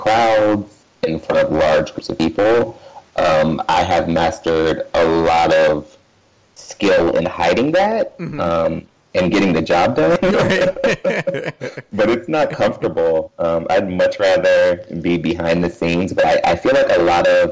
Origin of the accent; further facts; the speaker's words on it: Western Massachusetts, United States; I grew up in Western Massachusetts.